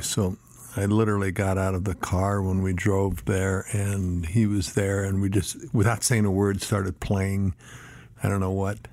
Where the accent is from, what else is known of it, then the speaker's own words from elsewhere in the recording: Flagstaff, Arizona, United States; also born or lived in San Diego, California / Boulder, Colorado / Tucson, Arizona; my, you know, eight years old on was Flagstaff, Arizona.